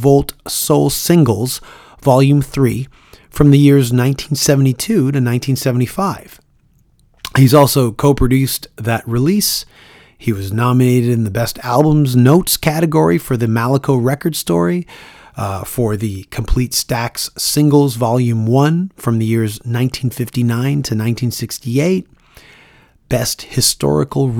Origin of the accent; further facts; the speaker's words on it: Toronto, Ontario, Canada; Toronto, Ontario, Canada, my hometown